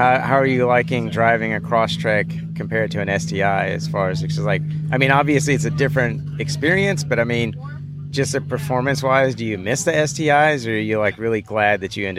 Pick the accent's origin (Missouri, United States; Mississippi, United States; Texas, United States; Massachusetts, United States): Texas, United States; Houston; being from Houston.